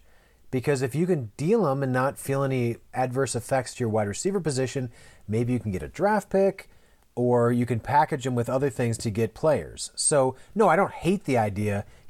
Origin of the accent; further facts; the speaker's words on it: Minnesota, United States; in Minnesota, so it's